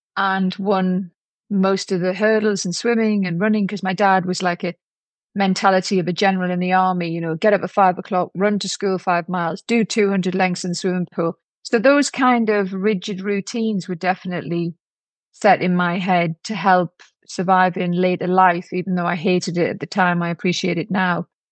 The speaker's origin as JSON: {"language": "English", "town": "Newcastle upon Tyne", "region": "North East England", "country": "United Kingdom", "also_born_or_lived": "London", "moved": "yes", "said": "I went back to Newcastle to see and hope that my dad had changed when he came out of prison"}